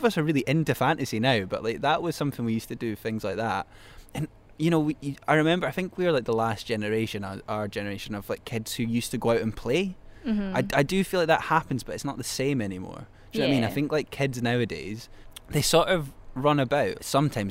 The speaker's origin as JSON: {"language": "English", "town": "Glenrothes", "region": "Scotland", "country": "United Kingdom", "tie": "born or raised there", "moved": "yes", "lives_now": "Edinburgh, United Kingdom", "said": "my hometown as well. Like, Glenrothes is a weird place"}